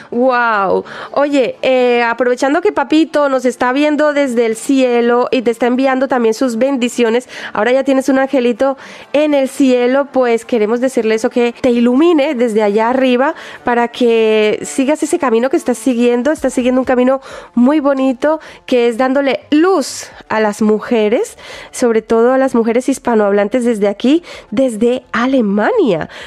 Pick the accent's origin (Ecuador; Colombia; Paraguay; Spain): Spain; Sí, sí, sí, soy española.